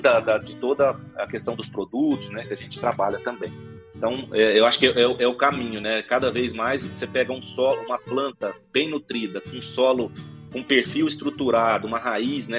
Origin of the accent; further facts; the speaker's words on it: Rio Verde, Goiás, Brazil; moved away as an adult; now in Goiânia, Brazil; eu acabei me, acabei me mudando aí para Goiânia, né, mas eu sou natural aqui de Rio Verde